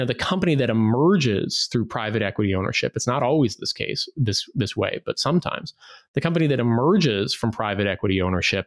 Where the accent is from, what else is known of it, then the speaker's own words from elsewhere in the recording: Midwest, United States; I grew up in the Midwest